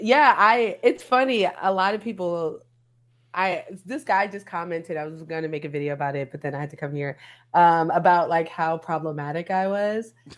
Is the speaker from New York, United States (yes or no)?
yes; New York, United States; I'm from New York